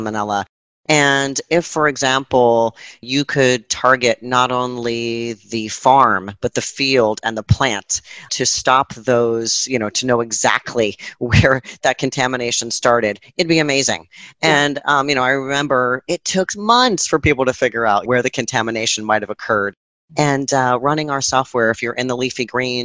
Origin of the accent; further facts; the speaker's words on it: New Jersey, United States; I grew up in New Jersey